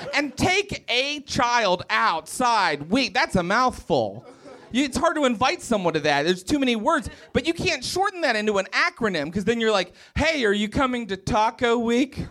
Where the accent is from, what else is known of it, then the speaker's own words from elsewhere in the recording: Morgantown, West Virginia, United States; moved away; I grew up in West Virginia